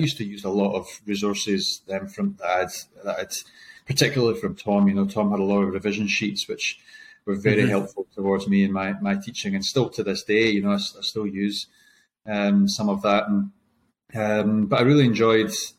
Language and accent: English; Burntisland, Scotland, United Kingdom; moved away as an adult; also born or lived in Glasgow / Invercargill, New Zealand; now in Christchurch, New Zealand; I grew up in Burnt Island